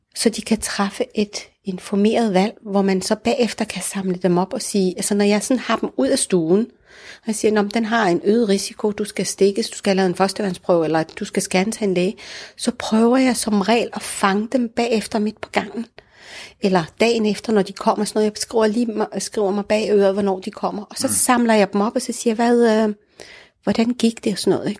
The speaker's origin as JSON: {"language": "Danish", "country": "Denmark", "tie": "born or raised there", "also_born_or_lived": "Morocco", "said": "Jeg er jo både dansk, når jeg åbner munden og taler, og i og med, at jeg har været her hele mit liv"}